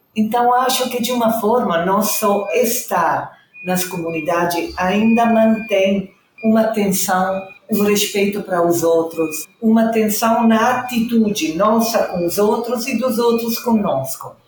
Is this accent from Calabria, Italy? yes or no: no; Reggio Emilia, Emilia-Romagna, Italy; Portuguese is a second language; moved away as an adult; now in Rio de Janeiro, Brazil; sou italiana do norte da Itália, Reggio Emília